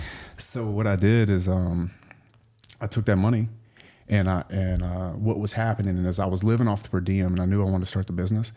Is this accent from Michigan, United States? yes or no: no; South Louisiana, United States; I grew up in South Louisiana